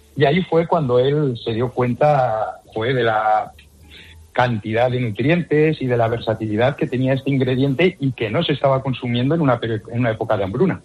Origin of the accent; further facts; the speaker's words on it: La Rioja, Spain; yo soy riojano, si algo sabemos en La Rioja es chascar patatas